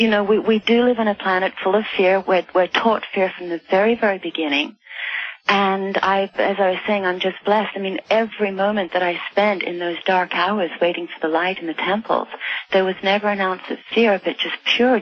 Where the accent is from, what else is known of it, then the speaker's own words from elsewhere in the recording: United Kingdom; born there; I was born in Britain, although I hadn't lived there for any length of time, but when I returned to Britain to start working